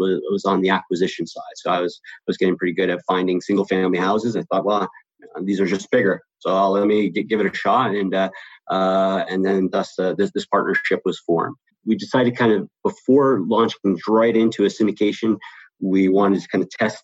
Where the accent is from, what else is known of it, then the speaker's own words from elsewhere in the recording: West Springfield, Massachusetts, United States; now in Los Angeles, United States; I'm originally from West Springfield, Massachusetts, so the western part of the state, and I had moved out to California